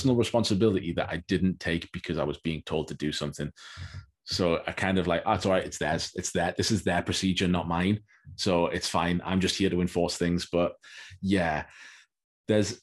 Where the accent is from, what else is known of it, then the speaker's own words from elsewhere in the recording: United States; I'm from America